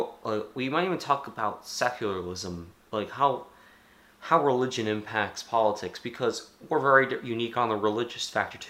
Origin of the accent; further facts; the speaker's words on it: Texas, United States; We're from Texas.